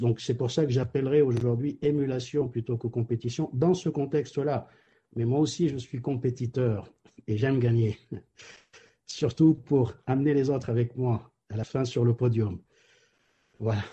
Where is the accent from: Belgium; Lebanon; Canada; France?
Lebanon; moved away; je viens du Liban